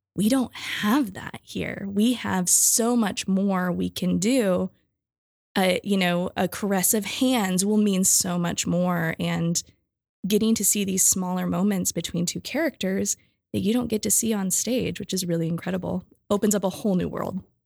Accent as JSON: {"language": "English", "region": "Michigan", "country": "United States", "said": "I'm from Michigan where things are flat"}